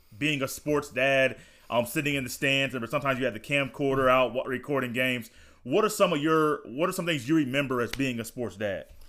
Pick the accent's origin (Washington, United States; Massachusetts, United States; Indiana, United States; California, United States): Indiana, United States; I was born in Indiana